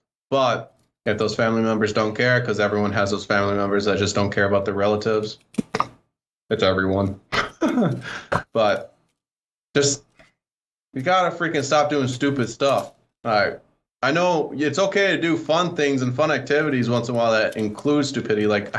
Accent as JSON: {"language": "English", "region": "Wisconsin", "country": "United States", "moved": "yes", "said": "I came from Wisconsin a long time ago."}